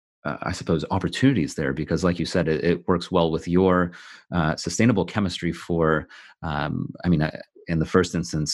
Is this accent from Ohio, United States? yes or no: no; California, United States; now in United Kingdom; I'm originally from California, which is why I sound the way